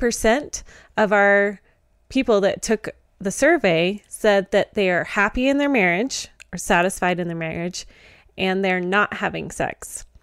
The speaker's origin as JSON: {"language": "English", "region": "Georgia", "country": "United States", "said": "I'm from Georgia. Bring it."}